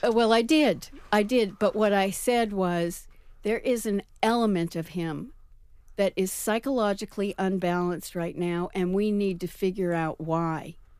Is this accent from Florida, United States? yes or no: no; New York, United States; also born or lived in San Francisco; as a New Yorker